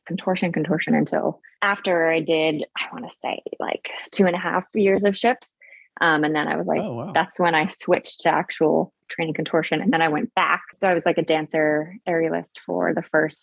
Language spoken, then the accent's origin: English; New Jersey, United States; moved away as an adult; From Jersey